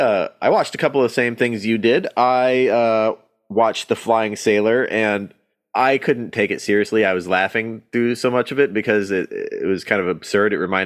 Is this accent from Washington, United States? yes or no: yes; Washington, United States; Growing up in Washington